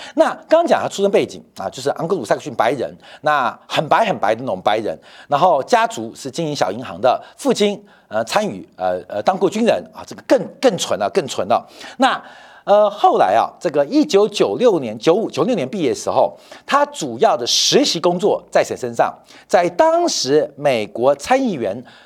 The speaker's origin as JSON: {"language": "Chinese", "country": "Taiwan", "also_born_or_lived": "Shandong (ancestral)", "said": "就像我山东人。要生小孩的时候回山东生一样，虽然我是台湾人啊，但我的祖籍山东"}